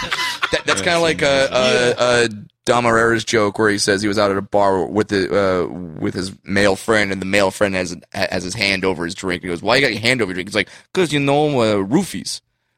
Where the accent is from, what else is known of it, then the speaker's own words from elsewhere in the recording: Orange County, California, United States; Yeah, I grew up in Orange County.